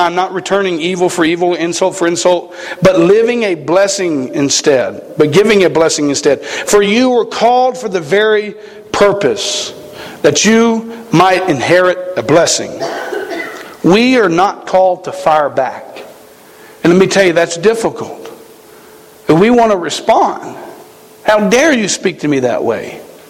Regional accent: the South, United States; Now, we come from the South. Okay, we shoot things. We don't, you know, we don't like have this conservation thing that they got in Montana. We kill animals, okay? We grew up in an area where fighting was pretty prevalent.

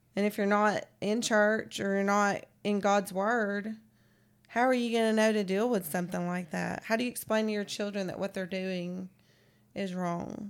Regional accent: San Francisco, California, United States; moved away; I grew up in San Francisco where it's, was the gay capital of the world

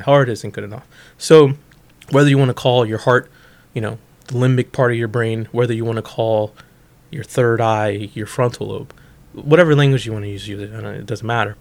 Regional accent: Bolingbrook, Illinois, United States; Bolingbrook, Illinois, um, which is a western suburb of Chicago

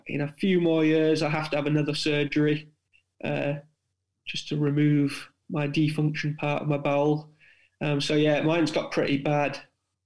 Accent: South Wales, United Kingdom; moved away; being a Welshman from South Wales originally

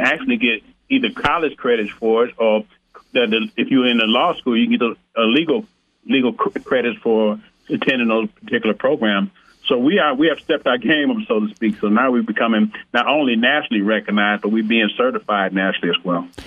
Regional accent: Flint, Michigan, United States; now in Arizona, United States; I was born in Flint, Michigan

